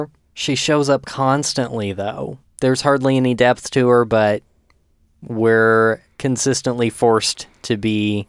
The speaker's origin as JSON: {"language": "English", "region": "Texas", "country": "United States", "said": "I'm from Texas."}